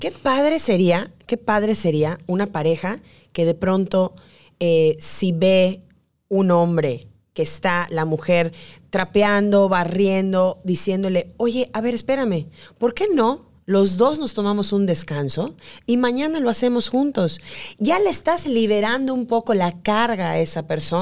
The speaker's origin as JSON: {"language": "Spanish", "region": "Yucatán", "country": "Mexico", "said": "somos nosotras las yucatecas"}